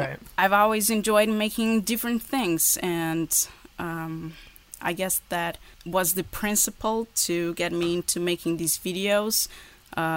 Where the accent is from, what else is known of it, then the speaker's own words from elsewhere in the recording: Portugal; English is a second language; also born or lived in Porto; here in Porto. That's where I live. I'm from Portugal.